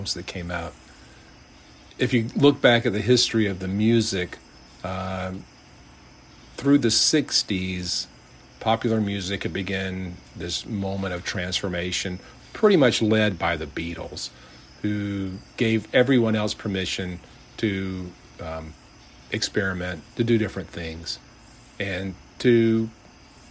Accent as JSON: {"language": "English", "region": "Georgia", "country": "United States", "said": "Macon, Georgia, my home state"}